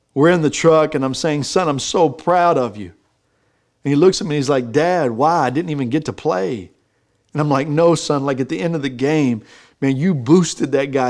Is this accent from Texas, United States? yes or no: yes; Texas, United States; I'm from Texas